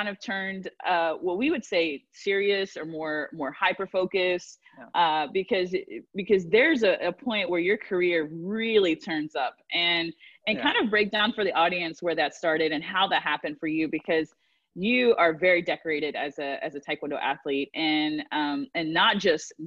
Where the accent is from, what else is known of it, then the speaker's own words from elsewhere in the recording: Waco, Texas, United States; also born or lived in Fort Worth, Texas; I grew up in Waco, Texas